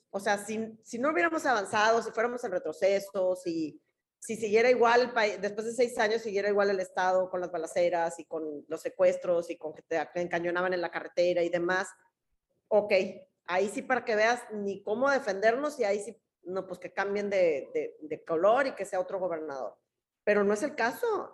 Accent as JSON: {"language": "Spanish", "town": "Tampico", "region": "Tamaulipas", "country": "Mexico", "tie": "born or raised there", "said": "yo siempre he vivido aquí"}